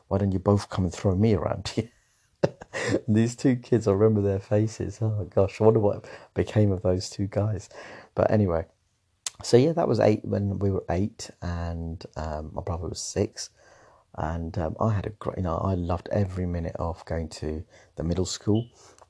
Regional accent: Coventry, West Midlands, United Kingdom; also born or lived in St Albans; My dad basically got a new job. And it was a relocation to Coventry. So we moved from St Albans. I remember it was quite a, I mean, to be honest with you, we were quite young, so it wasn't that emotional as such.

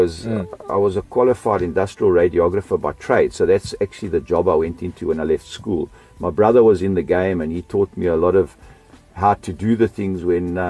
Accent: South Africa; also born or lived in Austria / Melbourne, Australia; we immigrated from Australia to South Africa in 1970. And I've been here ever since

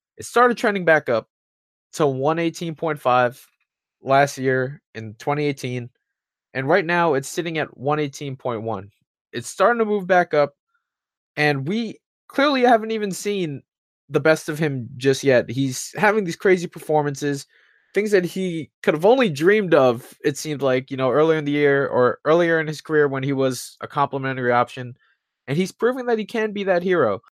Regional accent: New York, United States; as a New Yorker

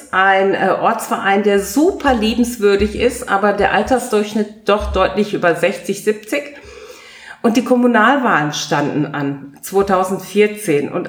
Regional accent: Paderborn, North Rhine-Westphalia, Germany; Ich meine, wer genau weiß, woher ich komme, ich komme aus Paderborn, das ist ja tatsächlich tief schwarz

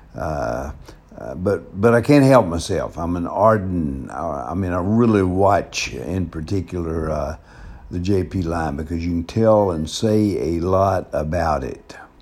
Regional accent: the South, United States; accent: southern; moved away; also born or lived in Denver; my southern accent

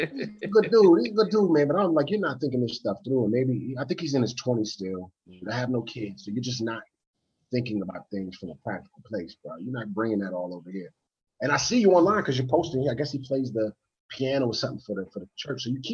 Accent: United States; now in Baltimore, United States; I'm from the DMV

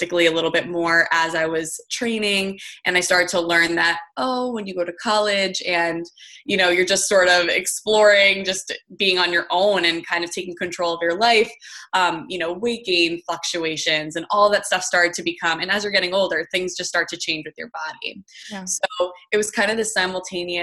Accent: New Jersey, United States; also born or lived in Michigan; I live out in New Jersey and I grew up in New Jersey.

